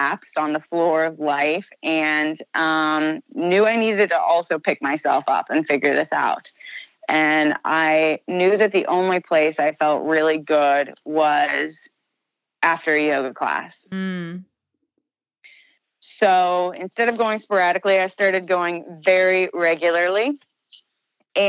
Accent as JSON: {"language": "English", "region": "Southern Indiana", "country": "United States", "tie": "born or raised there", "also_born_or_lived": "Chicago", "moved": "as an adult", "said": "I grew up in Southern Indiana."}